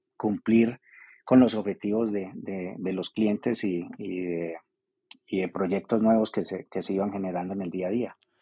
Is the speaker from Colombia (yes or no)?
yes; Armenia, Quindío, Colombia; moved away as an adult; los que salimos de Armenia hace unos años a eso, a estudiar y a trabajar y a desarrollarnos